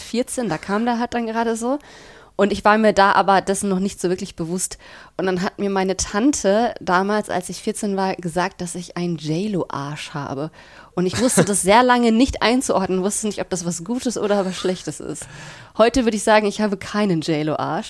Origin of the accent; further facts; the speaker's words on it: Bielefeld, North Rhine-Westphalia, Germany; moved away as an adult; now in Berlin, Germany; Ich komme auch aus Bielefeld. Mhm. Ich bin mhm. da aufgewachsen, habe da 19 Jahre lang gelebt